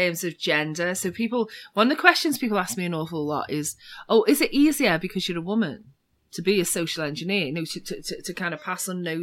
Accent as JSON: {"language": "English", "town": "Liverpool", "region": "North West England", "country": "United Kingdom", "said": "I'm from Liverpool in the UK, and we're famous for two things in Liverpool"}